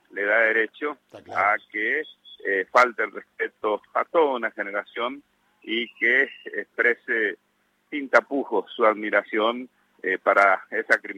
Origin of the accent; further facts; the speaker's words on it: General José de San Martín, Chaco, Argentina; por mi pueblo general José de San Martín en la provincia del Chaco, por mis camaradas muertos en Malvinas